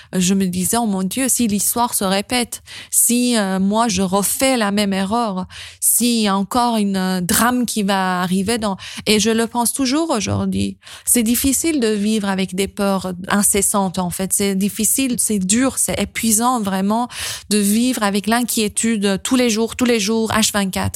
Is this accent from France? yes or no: no; Iran; moved away; quand j'ai quitté l'Iran